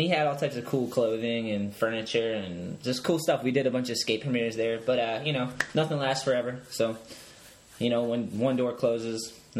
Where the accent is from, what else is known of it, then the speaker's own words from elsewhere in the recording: Wareham, Massachusetts, United States; I was in Wareham, I think.